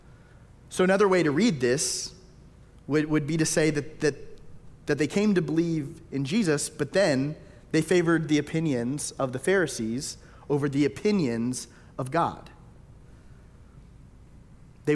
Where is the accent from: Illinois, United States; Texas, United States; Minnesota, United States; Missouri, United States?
Texas, United States; Tyler; moved away; I grew up in Tyler, Texas.